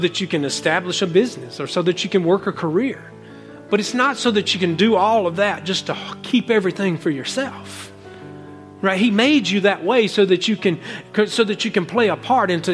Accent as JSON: {"language": "English", "country": "United States", "said": "I said, America"}